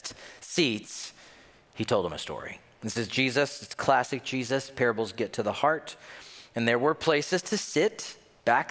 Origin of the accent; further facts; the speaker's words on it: the South, United States; moved away as an adult; now in Minnesota, United States; I'm from the South